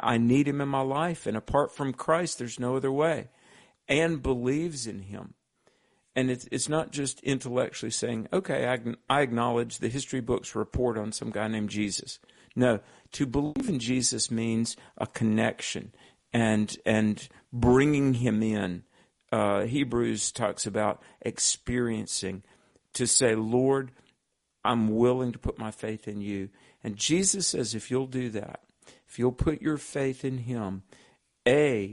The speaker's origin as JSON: {"language": "English", "region": "the Bible Belt of the South", "country": "United States", "tie": "born or raised there", "said": "I grew up in the Bible Belt of the South"}